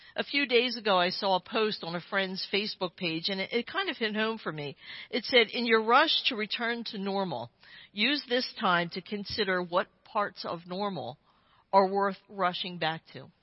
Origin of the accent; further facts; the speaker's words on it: Claymont, Delaware, United States; my hometown, Claymont, Delaware